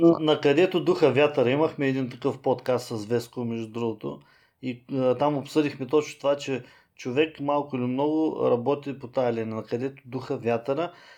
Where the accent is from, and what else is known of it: Bulgaria